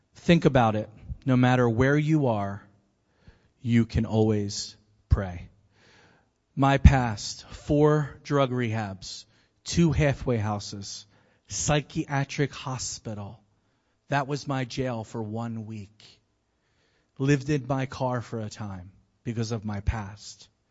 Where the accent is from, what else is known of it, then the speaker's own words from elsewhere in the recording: Philadelphia, Pennsylvania, United States; I'm from Philly